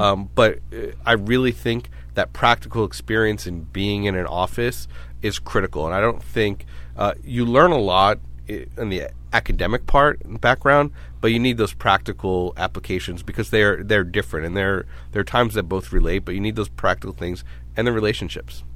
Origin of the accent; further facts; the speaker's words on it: New York City, New York, United States; also born or lived in Rochester, New York; now in San Diego, United States; I'm originally from Brooklyn